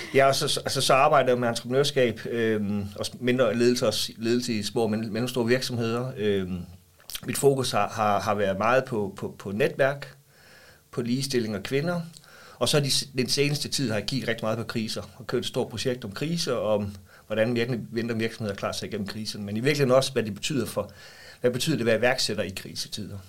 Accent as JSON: {"language": "Danish", "town": "Vejle", "region": "Southern Denmark", "country": "Denmark", "tie": "born or raised there", "said": "jeg er opvokset i Vejle, og jeg bor i Vejle i dag"}